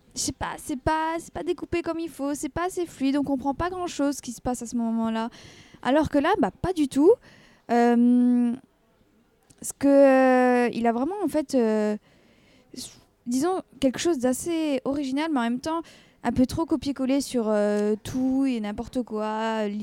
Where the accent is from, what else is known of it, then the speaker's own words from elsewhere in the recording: France; en tant que française